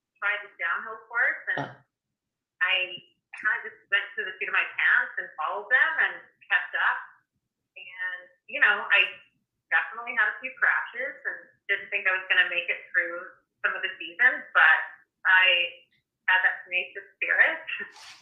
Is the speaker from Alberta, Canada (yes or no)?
yes; Canmore, Alberta, Canada; I grew up also in Canmore, Alberta